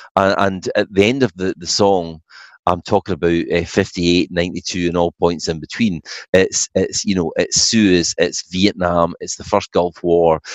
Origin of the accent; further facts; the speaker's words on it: Falkirk, Scotland, United Kingdom; moved away; my hometown of Falkirk